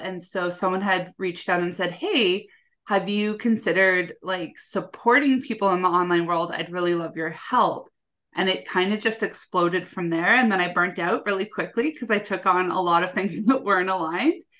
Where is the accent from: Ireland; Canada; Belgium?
Canada; I'm from Canada